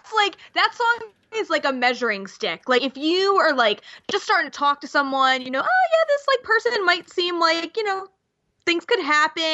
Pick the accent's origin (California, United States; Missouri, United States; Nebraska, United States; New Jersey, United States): New Jersey, United States; I'm from Jersey